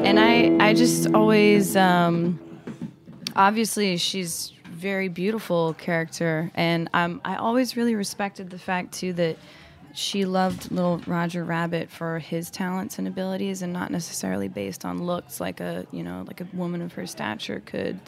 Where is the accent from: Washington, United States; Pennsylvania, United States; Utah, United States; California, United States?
Utah, United States; Salt Lake City; also born or lived in Mexico; now in New York City, United States; I'm from Salt Lake City, Utah, originally